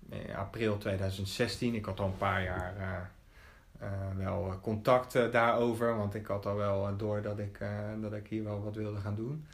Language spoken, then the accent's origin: Dutch; Rotterdam, South Holland, Netherlands; also born or lived in Capelle aan de IJssel; ik ben een Rotterdammer. Eh, niet geboren, wel getogen. Dat wil zeggen, ik ben in Capelle aan de IJssel geboren, eh, maar naar school gegaan in Rotterdam